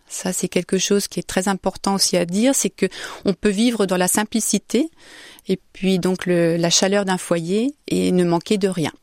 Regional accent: Saint-Jean-le-Blanc, Centre-Val de Loire, France; also born or lived in Orléans; now in Austria; Je suis née à Orléans, j'ai grandi à Saint-Jean-le-Blanc

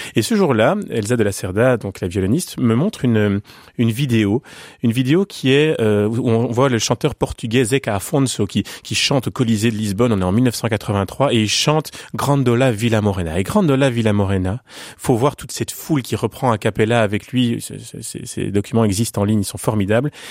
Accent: Belgium; quand on est belge

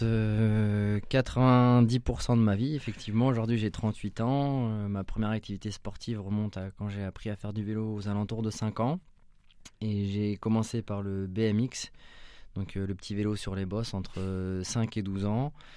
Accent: La Chapelle-Saint-Mesmin, Centre-Val de Loire, France; also born or lived in Orléans; je suis né à Orléans, j'habitais à La Chapelle Saint-Mémin jusqu'à mes 18 ans

